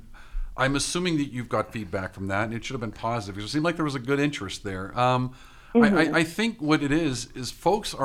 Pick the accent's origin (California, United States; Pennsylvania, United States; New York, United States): Pennsylvania, United States; Pittsburgh; I'm from Pittsburgh.